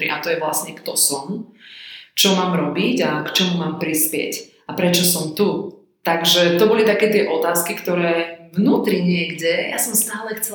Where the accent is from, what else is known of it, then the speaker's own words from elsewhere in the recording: Banská Štiavnica, Banská Bystrica Region, Slovakia; Ja som z Banskej Štiavnice, kto pozná Slovensko a Stredné Slovensko, tak väčšina ľudí pozná Banskú Štiavnicu, takže ja mám iba krásne spomienky na detstvo, lebo poprvé vyrastať v tomto meste je super